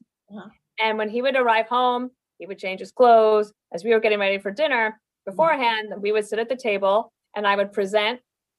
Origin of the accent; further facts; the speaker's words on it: Evanston, Wyoming, United States; moved away; I was born in Evanston, Wyoming. That's a small town, almost at the Utah border, southeastern part of Wyoming.